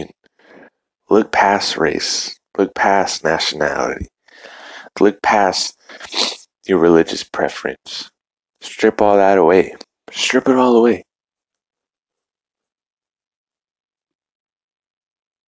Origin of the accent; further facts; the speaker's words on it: United States; as American people and individuals